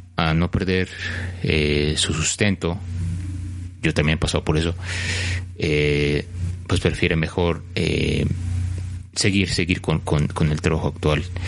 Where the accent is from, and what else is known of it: Mexico; also born or lived in Mexico City